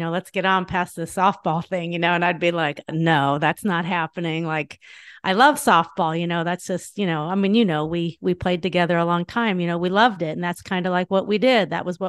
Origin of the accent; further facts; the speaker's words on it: Northridge, California, United States; I grew up in Northridge, California. I had two older sisters, older brother, younger brother.